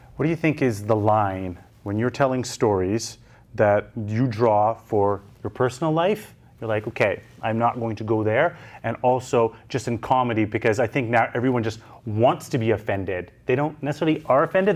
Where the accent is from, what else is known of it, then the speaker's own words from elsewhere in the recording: Canada; as a Canadian